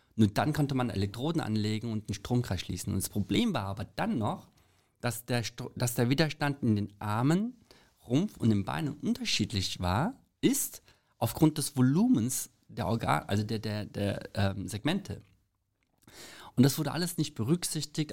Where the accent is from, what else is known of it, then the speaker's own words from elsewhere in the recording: South Korea; also born or lived in Frankfurt; now in Germany; Als Koreaner